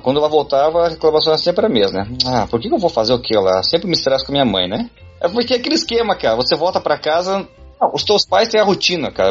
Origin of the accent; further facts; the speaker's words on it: Brazil; meus pais são coreanos e se migraram o Brasil. Aí como eu nasci no Brasil